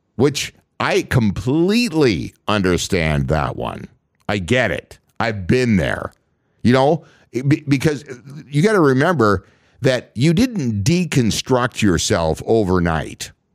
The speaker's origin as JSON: {"language": "English", "region": "Minnesota", "country": "United States", "tie": "born or raised there", "said": "I grew up, born and raised in Minnesota"}